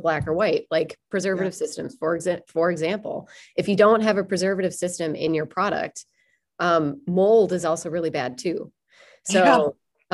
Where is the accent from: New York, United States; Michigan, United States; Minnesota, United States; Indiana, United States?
Minnesota, United States; accent: Minnesotan; my Minnesotan accent